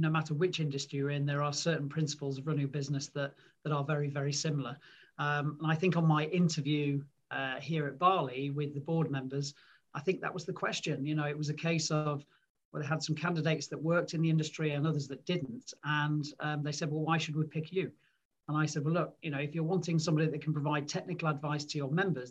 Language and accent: English; Manchester, North West England, United Kingdom; also born or lived in Lancashire; So I'm a Mancunian. I was born and grew up in Manchester.